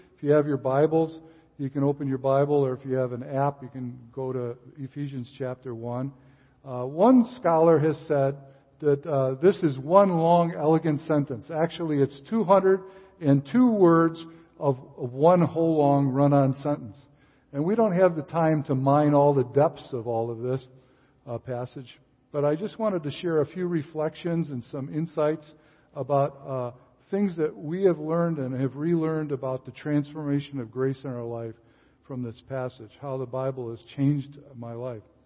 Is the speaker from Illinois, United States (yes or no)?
yes; Rolling Meadows, Illinois, United States; moved away as an adult; also born or lived in Chicago, Illinois; now in Tokyo, Japan; we moved to Rolling Meadows, and I grew up there